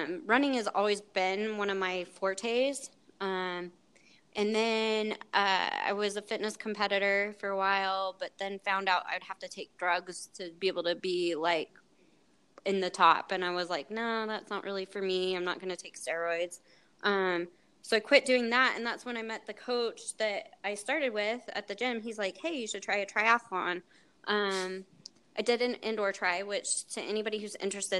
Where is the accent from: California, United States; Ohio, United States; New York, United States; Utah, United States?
Utah, United States; Salt Lake City; I grew up in Salt Lake